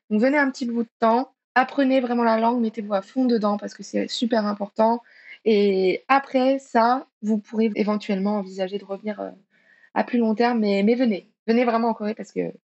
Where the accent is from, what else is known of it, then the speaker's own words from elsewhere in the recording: France; 저는 프랑스 사람